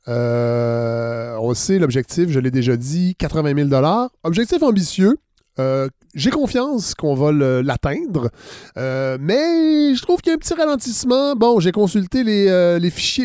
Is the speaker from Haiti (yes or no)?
no; Saint-Hyacinthe, Quebec, Canada; Je viens de Saint-Hyacinthe